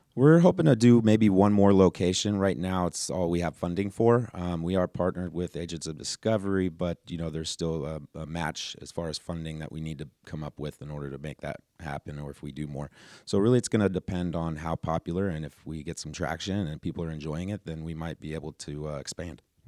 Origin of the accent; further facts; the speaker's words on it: Reno, Nevada, United States; now in Everett, United States; I'm from Reno, Nevada, now living in Everett, Washington.